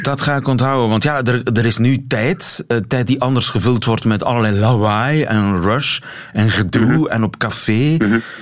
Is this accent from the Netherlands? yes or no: no; Belgium